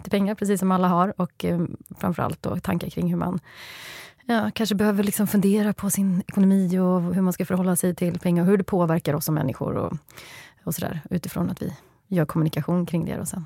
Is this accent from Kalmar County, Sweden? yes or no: no; Skövde, Västra Götaland, Sweden; Det är Skövde, ja. där jag kommer ifrån.